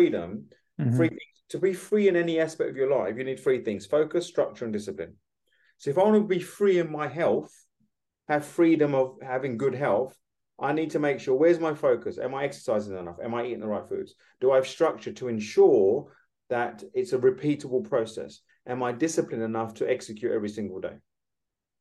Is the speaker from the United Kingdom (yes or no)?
yes; United Kingdom; we, as a British